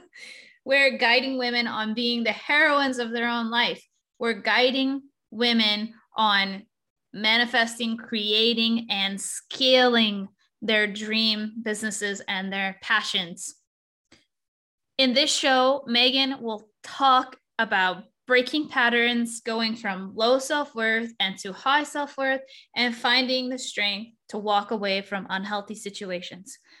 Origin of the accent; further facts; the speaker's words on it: Texas, United States; I'm from Texas, so I say y'all sometimes